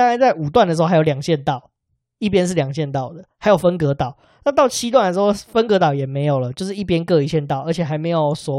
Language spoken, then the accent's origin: Chinese; northern Taiwan, Taiwan; 因为我们是北部人，大概是这样，